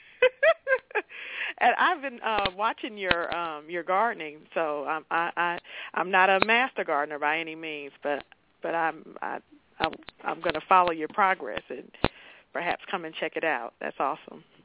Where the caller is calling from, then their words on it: Powder Springs, Georgia, United States; I'm calling from Powder Springs in the Atlanta area.